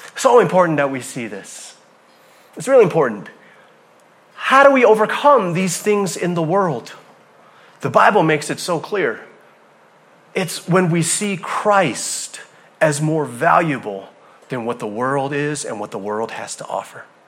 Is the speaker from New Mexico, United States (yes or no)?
no; Hawaii, United States; moved away; I'm from Hawaii